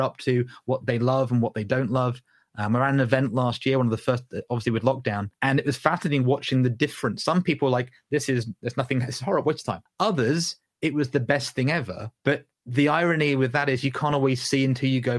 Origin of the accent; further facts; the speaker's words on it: Southern England, United Kingdom; accent: Southern English; Southern English voice today, right, Ruth? But my granddad came from Newcastle upon Tyne. My grandmother came from Chesterfield, Derbyshire